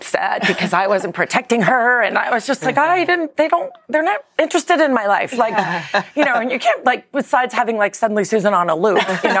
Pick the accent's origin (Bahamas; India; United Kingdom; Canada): United Kingdom; I'm British.